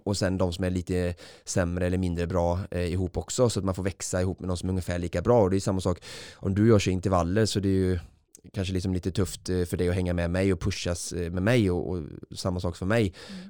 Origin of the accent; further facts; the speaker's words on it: Vårgårda, Västra Götaland, Sweden; på fotbollsträning i, i Vårgårda där jag kommer ifrån